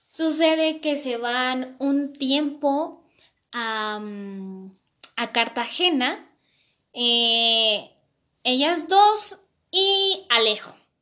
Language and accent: Spanish; Mexico; yo soy de México